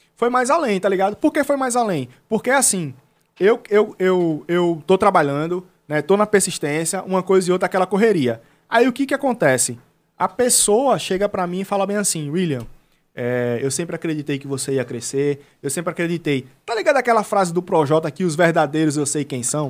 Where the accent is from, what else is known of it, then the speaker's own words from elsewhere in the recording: Penedo, Alagoas, Brazil; eu sou de Penedo